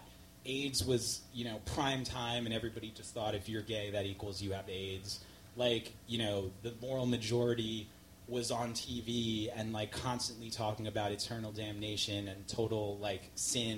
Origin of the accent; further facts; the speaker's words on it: New York City, New York, United States; I grew up in Queens. I grew up in New York hardcore scene in the 80s